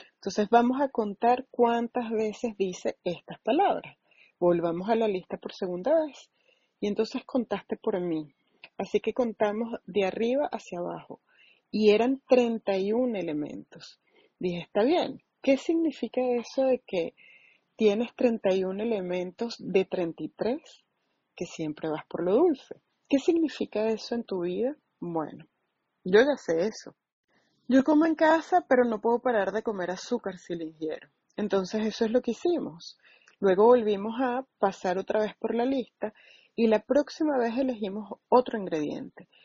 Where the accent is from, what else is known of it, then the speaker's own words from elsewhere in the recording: St. Louis area, Illinois, United States; soy de Illinois y miro el Gateway Arc. Entonces, estoy cerca de Missouri, pero bueno, me refiero a que soy como del área de San Luis